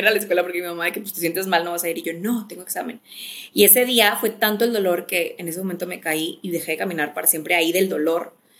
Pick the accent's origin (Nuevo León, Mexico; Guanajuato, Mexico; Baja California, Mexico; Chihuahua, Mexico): Nuevo León, Mexico; Monterrey; moved away; also born or lived in Mexico City; Soy mexicana, originalmente, bueno, soy regia, pero yo digo que soy mitad regia, mitad chilanga. estoy viví mucho tiempo en Ciudad de México, ahorita vivo en Monterrey